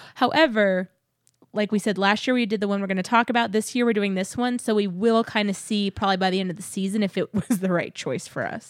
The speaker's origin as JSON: {"language": "English", "region": "Texas", "country": "United States", "tie": "born or raised there", "said": "growing up in Texas"}